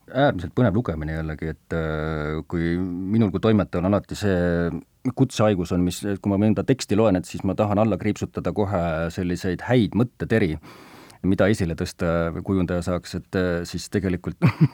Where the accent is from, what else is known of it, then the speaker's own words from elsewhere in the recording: Kiviõli, Ida-Viru County, Estonia; mina kui Põhja-Eesti inimene, minu kodulinn või lapsepõlve kodulinn on Kiviõli